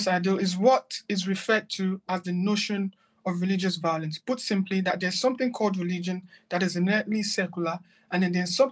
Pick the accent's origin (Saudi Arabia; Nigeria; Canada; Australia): Nigeria; moved away as an adult; also born or lived in Malaysia / Turkey / Qatar; now in London, United Kingdom; I'm a Nigerian